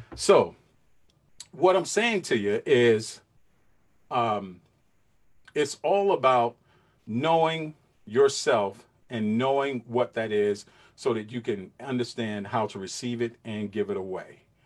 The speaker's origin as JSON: {"language": "English", "town": "New York City", "region": "New York", "country": "United States", "tie": "born or raised there", "said": "I'm from Brooklyn, New York. I grew up in Brooklyn, New York"}